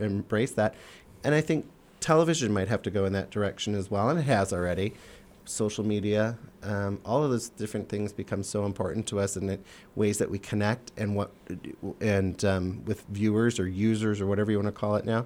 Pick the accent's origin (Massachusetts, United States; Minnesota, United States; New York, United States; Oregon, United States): Minnesota, United States; moved away; I grew up in Minnesota